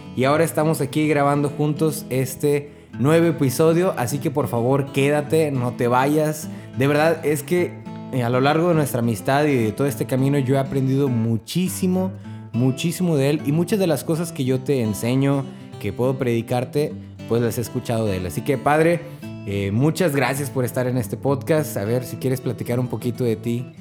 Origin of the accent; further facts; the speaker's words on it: Mexico; Siendo el país, de mi país natal